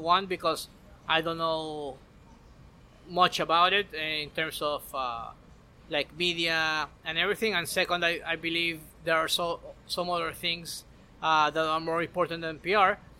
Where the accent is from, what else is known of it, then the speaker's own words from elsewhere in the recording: Maracaibo, Zulia, Venezuela; moved away as an adult; now in Miami, United States; I was born and raised in Maracaibo uh, in Venezuela